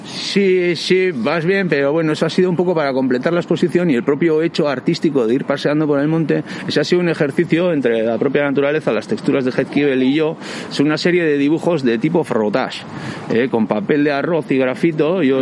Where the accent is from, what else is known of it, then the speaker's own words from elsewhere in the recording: Pasaia, Basque Country, Spain; yo soy de San Pedro y soy pescador de embarcación desde, muy joven